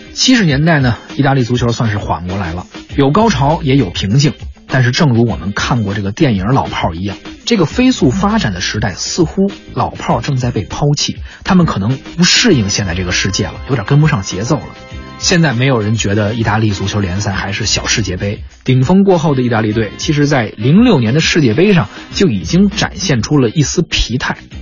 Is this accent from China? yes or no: yes; China; 我们中国人